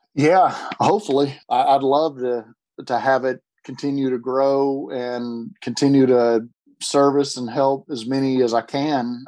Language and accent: English; Lexington, Kentucky, United States; now in Chattanooga, United States; I'm originally from Lexington, Kentucky